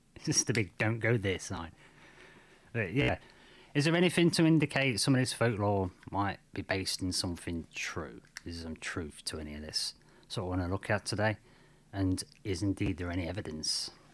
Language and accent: English; United Kingdom; I'm from Britain